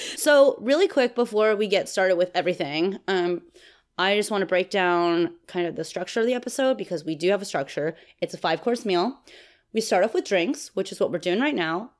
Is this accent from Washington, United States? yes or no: no; Texas, United States; I'm from Texas